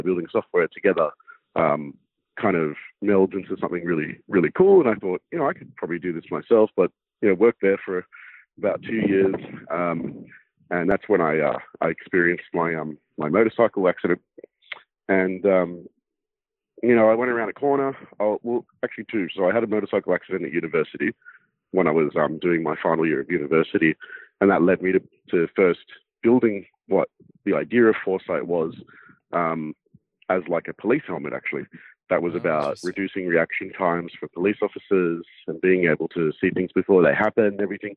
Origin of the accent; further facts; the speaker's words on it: Sydney, New South Wales, Australia; I grew up in Sydney's inner west, so Sydney, Australia